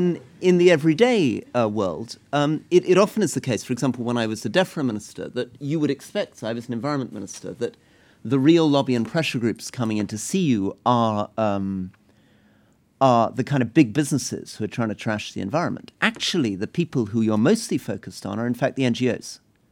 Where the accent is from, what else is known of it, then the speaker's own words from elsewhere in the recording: United Kingdom; But I'm very aware as a British politician, even within my own country, you know, I speak the language fluently, I've grown up in this country